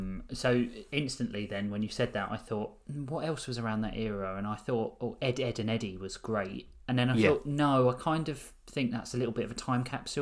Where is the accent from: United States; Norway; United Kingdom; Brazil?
United Kingdom; As British, we don't celebrate Christmas.